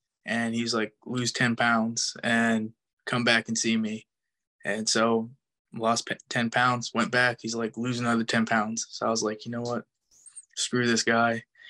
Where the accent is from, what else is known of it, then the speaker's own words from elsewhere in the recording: Connecticut, United States; I'm from Connecticut originally.